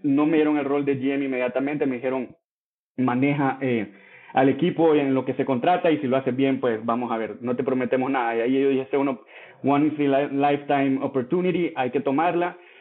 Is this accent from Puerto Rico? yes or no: no; El Salvador; moved away as an adult; also born or lived in France / Mexico; yo soy salvadoreño, nací y crecí en El Salvador